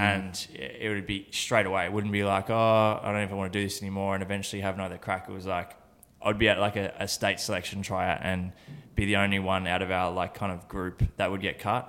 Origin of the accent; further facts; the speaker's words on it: Horsham, Victoria, Australia; I was born in Horsham in country Victoria